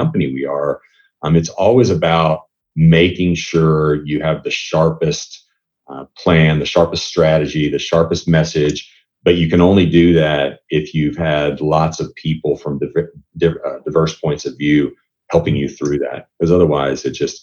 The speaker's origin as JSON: {"language": "English", "country": "United States", "also_born_or_lived": "Europe", "moved": "as an adult", "said": "As an American"}